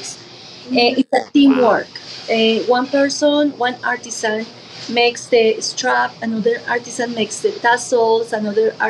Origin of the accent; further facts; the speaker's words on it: Colombia; moved away; I'm from Colombia.